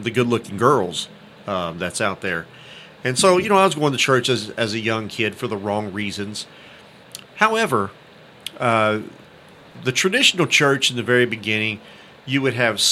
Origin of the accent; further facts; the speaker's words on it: Haltom City, Texas, United States; I grew up in Haltom City